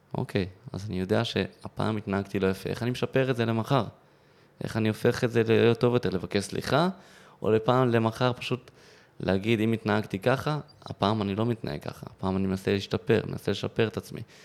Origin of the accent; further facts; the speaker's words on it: Modi'in-Maccabim-Re'ut, Central District, Israel; ממודיעין, ששם גרתי וגדלתי ברעות